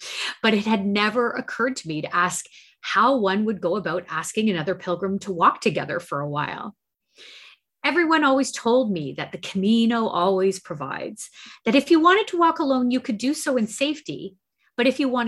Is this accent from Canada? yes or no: yes; Canada; we're Canadian